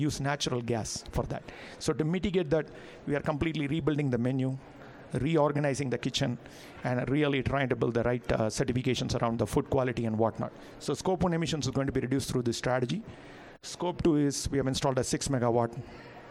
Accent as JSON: {"language": "English", "country": "India", "said": "as an Indian"}